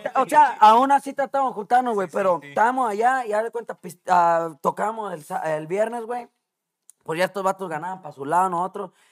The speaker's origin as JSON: {"language": "Spanish", "country": "Mexico", "tie": "born or raised there", "moved": "yes", "lives_now": "Chicago, United States", "said": "Yo crecí con ellos en México"}